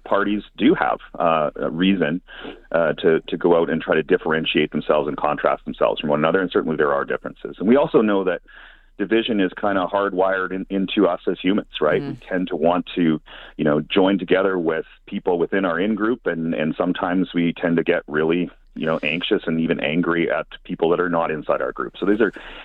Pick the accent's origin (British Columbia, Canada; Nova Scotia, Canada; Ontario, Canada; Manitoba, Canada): Manitoba, Canada; now in Alberta, Canada; I come from Manitoba